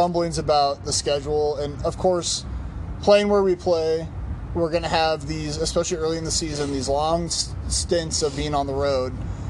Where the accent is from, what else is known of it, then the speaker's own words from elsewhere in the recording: Lincoln, Nebraska, United States; And I grew up in Lincoln, Nebraska.